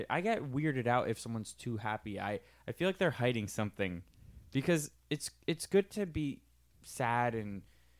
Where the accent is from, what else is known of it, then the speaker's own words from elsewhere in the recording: Miami, Florida, United States; first language Spanish; English is a second language; I'm from Miami.